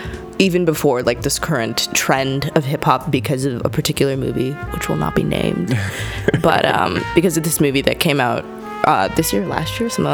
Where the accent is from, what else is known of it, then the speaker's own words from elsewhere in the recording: Chennai, Tamil Nadu, India; moved away; we're from South India. Yeah. Mm-hmm. Where we were born in Madras.